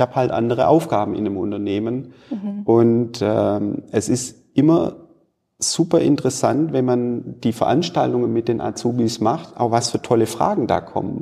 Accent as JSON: {"language": "German", "town": "Stuttgart", "region": "Baden-Württemberg", "country": "Germany", "tie": "born or raised there", "also_born_or_lived": "United States (Southern states) / China", "moved": "as an adult", "lives_now": "Bielefeld, Germany", "said": "Ich komme gebürtig aus dem Raum Stuttgart"}